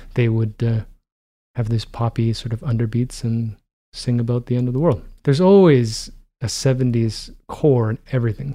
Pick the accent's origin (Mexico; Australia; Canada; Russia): Canada; Toronto, Ontario; growing up in Toronto where, you know, the only thing that mattered was, uh, what was happening in Toronto.